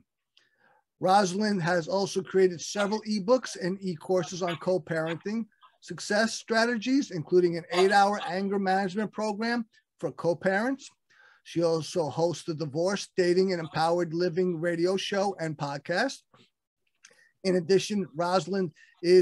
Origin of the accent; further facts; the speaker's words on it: Brooklyn, New York, United States; we're both from Brooklyn. I'm still in Brooklyn